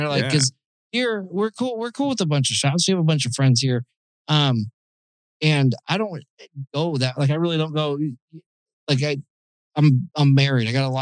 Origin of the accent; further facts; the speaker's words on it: Phoenix, Arizona, United States; moved away; I'm from Phoenix